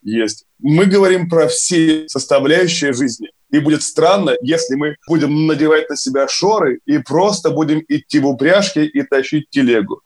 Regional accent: Kirov, Kirov Oblast, Russia; Я из Кирова, да, и по татуировке у меня на пояснице, там еще написано поверх Кирова и Вятка, и Хлынов

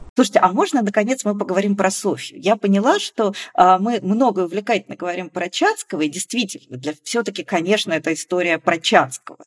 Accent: Georgia; moved away; Я, поскольку выросла в Грузии

